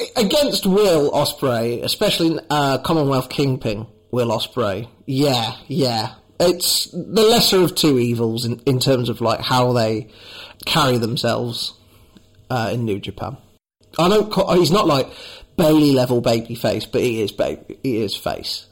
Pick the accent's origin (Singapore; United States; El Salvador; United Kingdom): United Kingdom; I am British myself